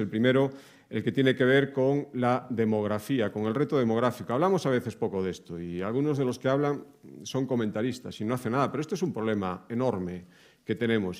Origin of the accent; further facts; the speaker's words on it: Galicia, Spain; los que venimos de Galicia